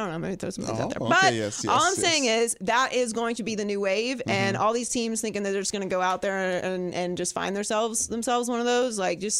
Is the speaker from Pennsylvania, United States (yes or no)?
yes; Pittsburgh, Pennsylvania, United States; I'm from Pittsburgh.